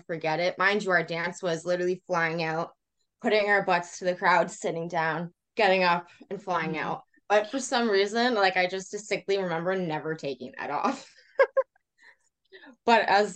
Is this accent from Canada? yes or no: yes; Canada; another Canadian